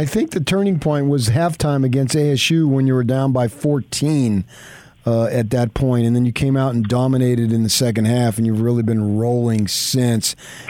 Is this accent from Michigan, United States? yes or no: no; Arizona, United States; moved away as an adult; also born or lived in California; I grew up in Arizona, worked in California